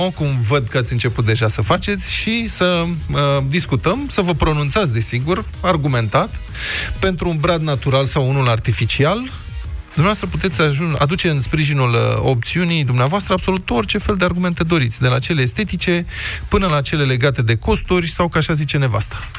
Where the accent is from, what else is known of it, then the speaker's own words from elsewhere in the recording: Bucharest, Romania; suntem bucureșteni aici